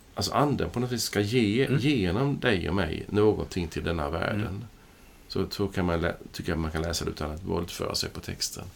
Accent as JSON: {"language": "Swedish", "country": "Sweden", "said": "jag är svensk medborgare"}